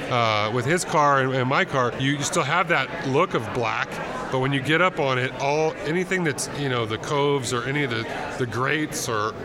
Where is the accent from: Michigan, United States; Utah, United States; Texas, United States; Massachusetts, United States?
Texas, United States; And so I was raised in Texas.